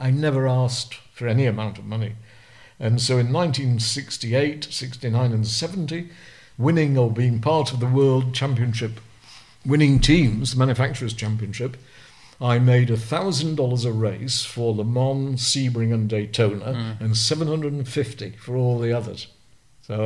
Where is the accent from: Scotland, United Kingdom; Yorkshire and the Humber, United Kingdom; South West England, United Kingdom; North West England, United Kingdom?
North West England, United Kingdom; Burnley; Accrington was 7 miles from where I lived in Burnley